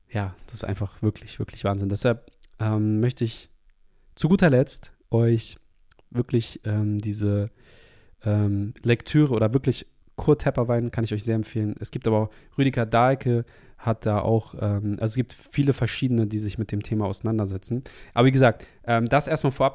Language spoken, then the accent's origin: German; Hamburg, Germany; moved away; in meine Heimatstadt in Hamburg